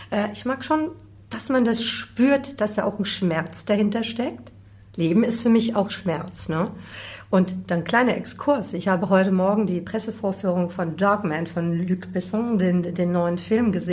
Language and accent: German; Bavaria, Germany; born there; Nein, so soll es natürlich nicht rüberkommen. Ja, ich bin in Bayern geboren.